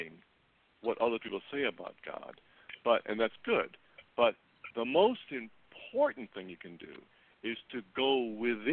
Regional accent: Midwest, United States; I'm from the Midwest, and I love the Midwest

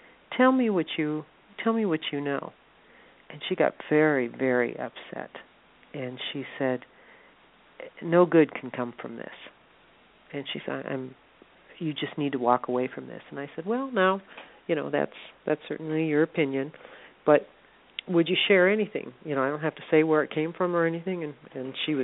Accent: South Dakota, United States; moved away; also born or lived in Chicago, Illinois; When I was a child, I lived in South Dakota. I'm originally from Chicago, and then we moved to South Dakota.

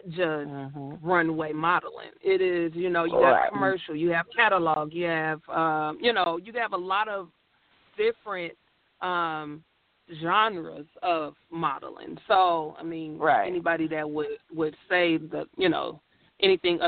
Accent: Gary, Indiana, United States; now in Indianapolis, United States; I did some work back when I was at home because I'm originally from Gary, Indiana

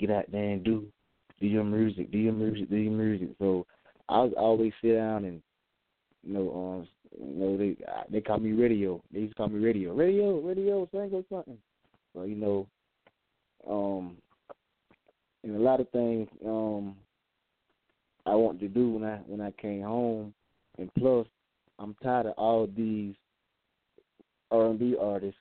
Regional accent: Tifton, Georgia, United States; I'm from Georgia. I'm from a small town, Tifton, Georgia

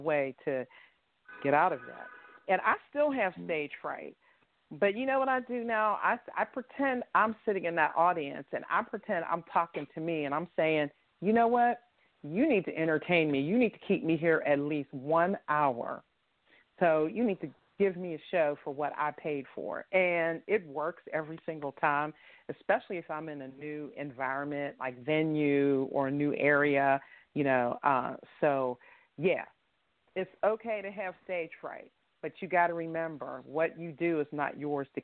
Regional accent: Pittsburgh, Pennsylvania, United States; right here in my hometown

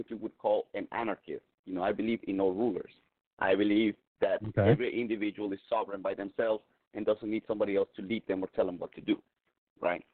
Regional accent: southern Mexico, Mexico; moved away; I grew up in Mexico

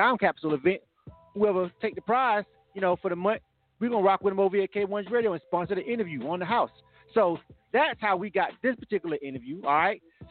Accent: Florida, United States; moved away as an adult; now in Atlanta, United States; I'm from Florida myself

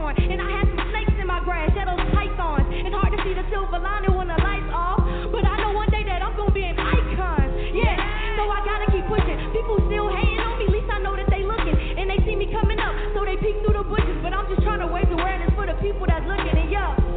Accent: Savannah, Georgia, United States; I'm from Savannah, Georgia.

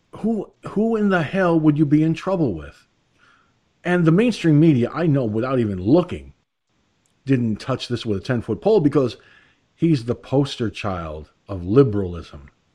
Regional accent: Peekskill, New York, United States; moved away; My hometown, okay, Peekskill, New York, my hometown

